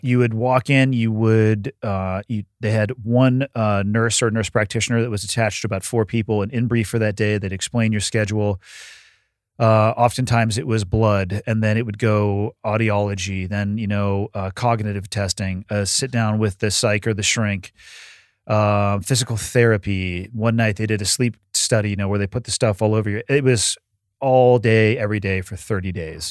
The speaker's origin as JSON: {"language": "English", "town": "Santa Cruz", "region": "California", "country": "United States", "tie": "born or raised there", "moved": "yes", "said": "I'm born and raised in Santa Cruz"}